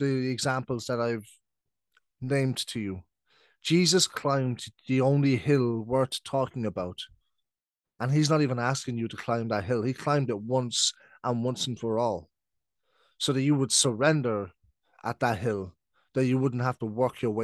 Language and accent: English; Ireland; also born or lived in United Kingdom; I'm British, but I've been living in Ireland since I was 7. So I'm now 26. So that's 19 years. So basically, I'm Irish.